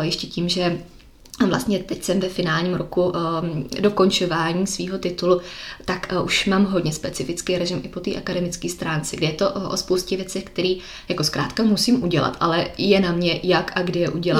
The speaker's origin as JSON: {"language": "Czech", "country": "Czechia", "moved": "as an adult", "lives_now": "Miami, United States", "said": "tady u nás v Čechách"}